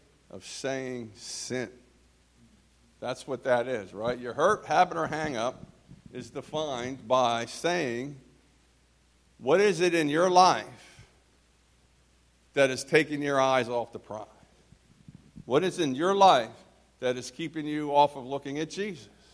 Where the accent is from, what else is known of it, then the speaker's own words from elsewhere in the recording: New Jersey, United States; also born or lived in Philadelphia, Pennsylvania; I was born in New Jersey